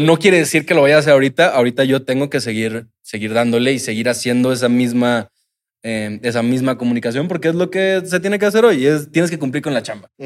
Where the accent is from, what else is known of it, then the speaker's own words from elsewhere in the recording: Cancún, Quintana Roo, Mexico; somos de Cancún